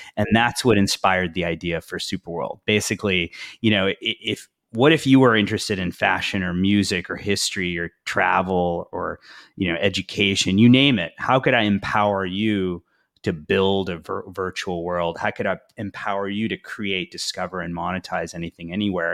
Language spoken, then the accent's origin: English; Houston, Texas, United States; moved away as an adult; also born or lived in India / Madrid / Paris / London; I was born in India, grew up in the United States, uh, grew up in Houston, uh, went to Rice University in Houston